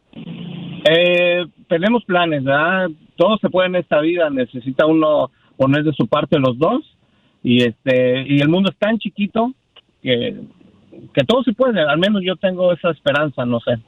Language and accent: Spanish; Mexico City, Mexico; Yo soy de México, Distrito Federal